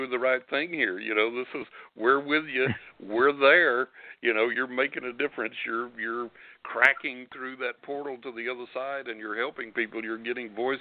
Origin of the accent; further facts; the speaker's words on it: West Texas, United States; accent: West Texas; I was born in West Texas, and I still got that West Texas accent